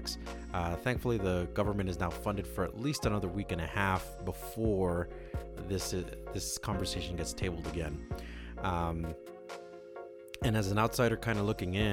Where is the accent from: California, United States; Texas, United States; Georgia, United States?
California, United States; Los Angeles; moved away; My hometown, Los Angeles